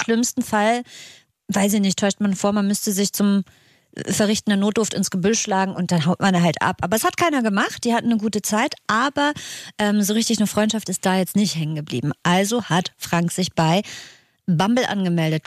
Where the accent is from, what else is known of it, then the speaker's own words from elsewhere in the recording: Northern Germany, Germany; Für mich als Norddeutscher